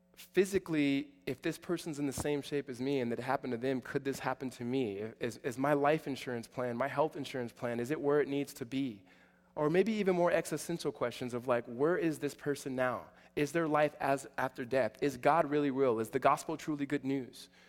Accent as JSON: {"language": "English", "region": "Southern California", "country": "United States", "said": "I'm from SoCal"}